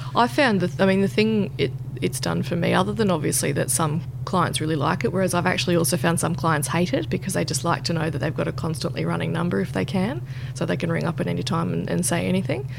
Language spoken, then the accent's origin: English; Roma, Queensland, Australia; moved away; I'm from Roma, out in Western Queensland.